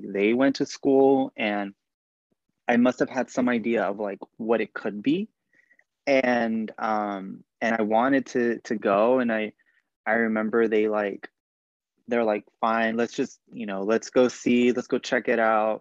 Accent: Bakersfield, California, United States; I grew up in Bakersfield, which is a lot, you know, Bakersfield, California

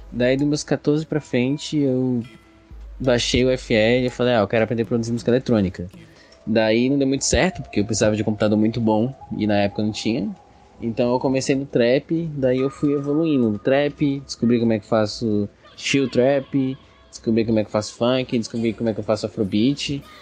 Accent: Águas Lindas de Goiás, Goiás, Brazil; E eu, como venho de Águas Lindas de Goiás, morada da Serra, que é mais específico

